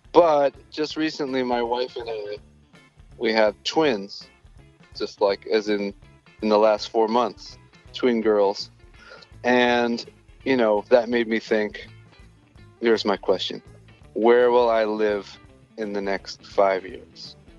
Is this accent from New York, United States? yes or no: yes; New York, United States; I'm from New York and my brother is too